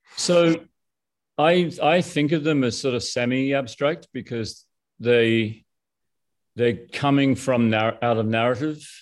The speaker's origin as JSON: {"language": "English", "town": "Brisbane", "region": "Queensland", "country": "Australia", "tie": "born or raised there", "moved": "yes", "said": "I grew up in Brisbane."}